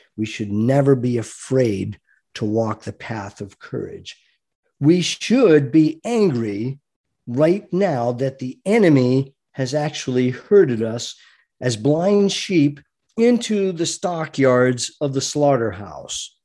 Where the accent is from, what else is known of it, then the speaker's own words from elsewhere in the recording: United States; I am an American fighting man